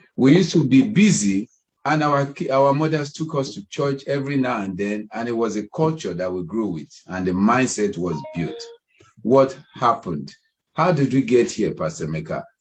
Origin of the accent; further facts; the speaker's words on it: Ibadan, Oyo, Nigeria; we grew up in Ibadan